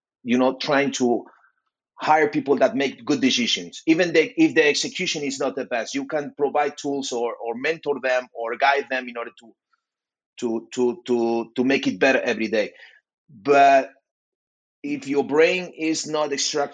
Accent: Spain; I'm from Spain

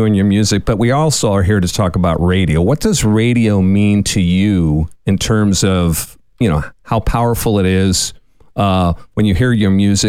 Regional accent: San Francisco, California, United States; I'm from San Francisco.

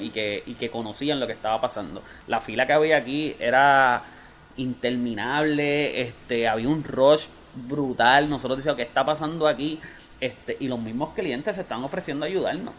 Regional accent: Bayamón, Puerto Rico; yo soy de Santa Juanita

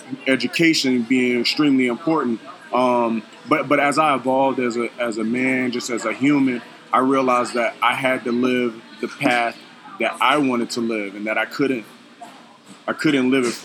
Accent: Phoenix, Arizona, United States; born there; Yeah, I was actually born in Phoenix.

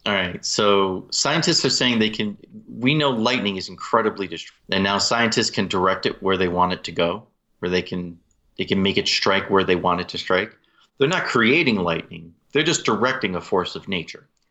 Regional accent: Utah, United States; in my home state of Utah here

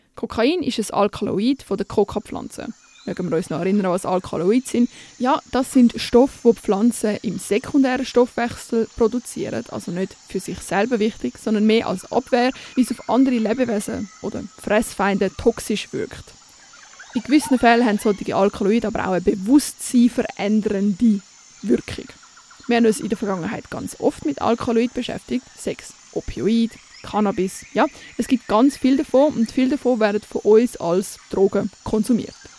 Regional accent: Switzerland; bei uns in der Schweiz

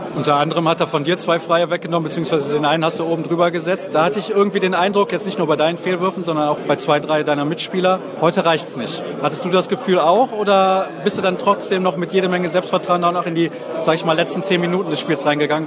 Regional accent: Germany; wir sind Deutsche

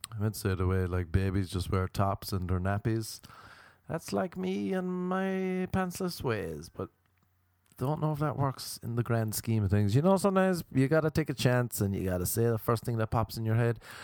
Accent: Ireland; also born or lived in Cork; now in Los Angeles, United States; Radiators were a big thing growing up in Ireland

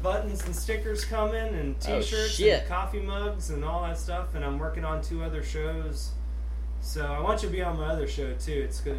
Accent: Sarasota, Florida, United States; now in Gainesville, United States; growing up in Sarasota, definitely rock town

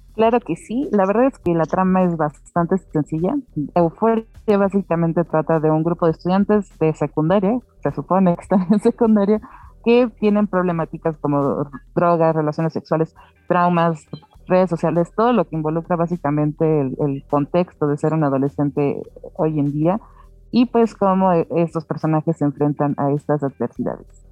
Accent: Mexico; como mexicana

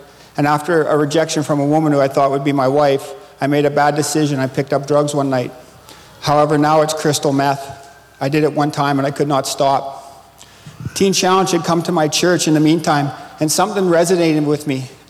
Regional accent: Saskatchewan, Canada; I come from Saskatchewan.

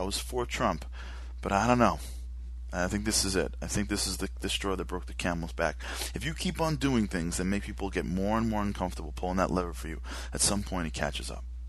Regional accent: New York City, New York, United States; Rudy Giuliani, who I loved as our mayor, being from being as a New Yorker

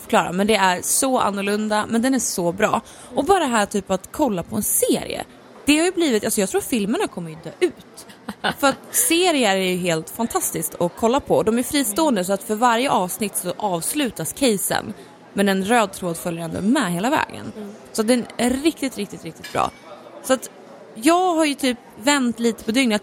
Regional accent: Norrland, Sweden; Jag är ju liksom från Norrland

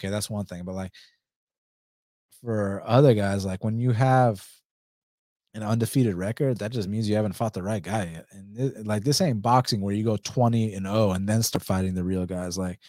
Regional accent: Georgia, United States; where I'm from Georgia

